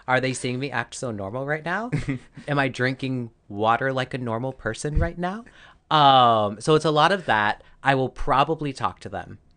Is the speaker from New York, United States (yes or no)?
no; Arizona, United States; I grew up in Arizona.